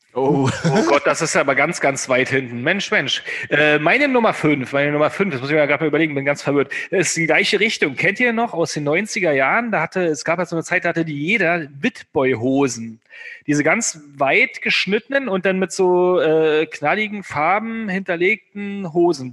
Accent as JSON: {"language": "German", "area": "the North", "region": "Northern Germany", "country": "Germany", "said": "bei uns im Norden."}